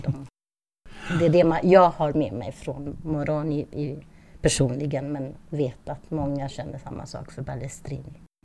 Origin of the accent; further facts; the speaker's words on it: Italy; moved away as an adult; also born or lived in Lund, Sweden; now in Stockholm, Sweden; flyttade jag med min familj då, som har italienskt påbrå, till Italien när jag var nio år